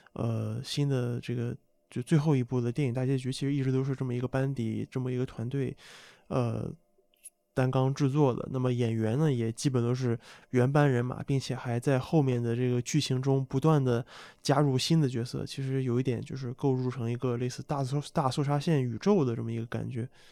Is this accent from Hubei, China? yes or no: no; Qingdao, Shandong, China; 我作为一个中国人，我特别我又是山东青岛出生的